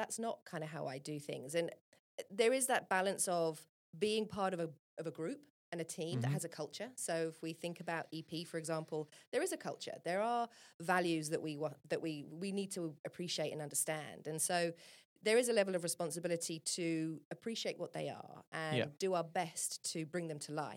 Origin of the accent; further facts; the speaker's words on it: England, United Kingdom; I'm from England